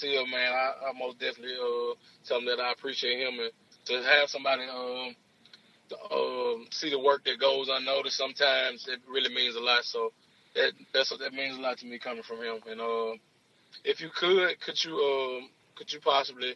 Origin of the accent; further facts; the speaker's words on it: Jackson, Mississippi, United States; I'm from Jackson, Mississippi. I graduated from Provine High School. I went to Northwest Jackson Middle School.